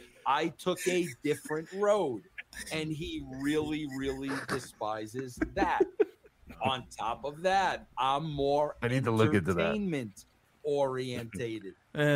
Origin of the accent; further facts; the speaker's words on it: New York, United States; Where I'm from. I'm a New Yorker.